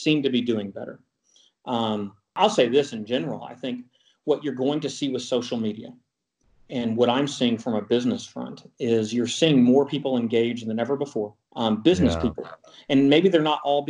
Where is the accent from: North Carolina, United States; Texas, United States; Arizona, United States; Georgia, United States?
Texas, United States; I'm from Texas